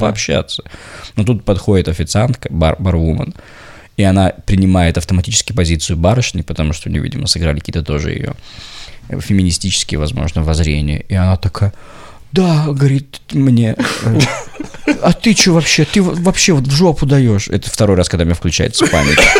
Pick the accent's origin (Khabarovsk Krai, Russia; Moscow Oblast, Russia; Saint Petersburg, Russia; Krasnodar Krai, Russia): Saint Petersburg, Russia; не москвич, а петербуржец